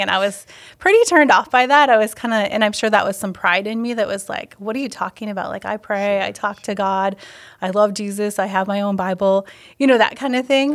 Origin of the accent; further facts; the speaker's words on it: Wisconsin, United States; also born or lived in Ohio; now in Stevens Point, United States; I was from Wisconsin, but moving to Ohio